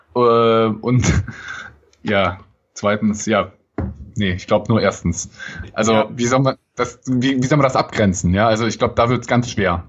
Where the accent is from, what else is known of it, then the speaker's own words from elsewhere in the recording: Cologne, North Rhine-Westphalia, Germany; als Kölner